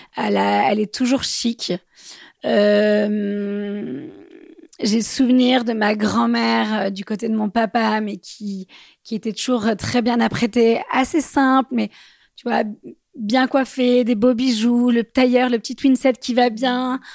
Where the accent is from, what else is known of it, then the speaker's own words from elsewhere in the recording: Bordeaux, Nouvelle-Aquitaine, France; now in Paris, France; je viens de Bordeaux, euh, j'habite à Paris